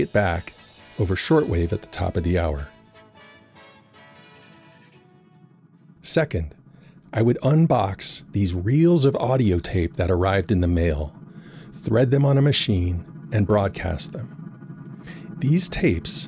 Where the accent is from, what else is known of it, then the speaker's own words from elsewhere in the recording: New Orleans, Louisiana, United States; when I was a kid of 10 or 11 growing up in New Orleans